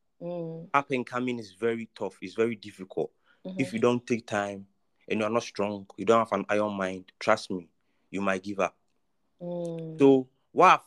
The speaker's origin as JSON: {"language": "English", "town": "Kumasi", "region": "Ashanti", "country": "Ghana", "tie": "born or raised there", "said": "Actually, I'm from Kumasi. I was born and bred in Kumasi"}